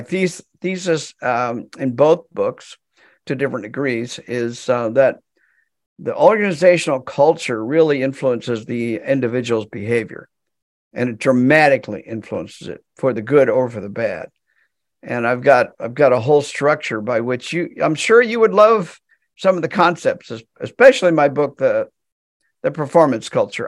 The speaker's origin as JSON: {"language": "English", "country": "United States", "said": "I'm American"}